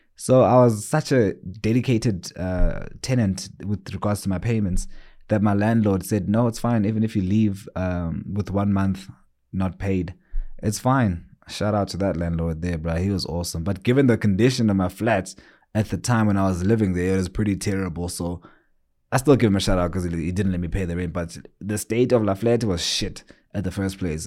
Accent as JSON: {"language": "English", "country": "South Africa", "tie": "born or raised there", "also_born_or_lived": "Johannesburg, South Africa", "said": "I'm actually living in a small town. It's my hometown more than anything called Gokstad"}